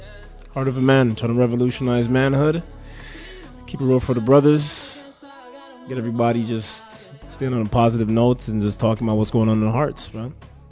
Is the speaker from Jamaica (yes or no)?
yes; Jamaica; I'm a Jamaican.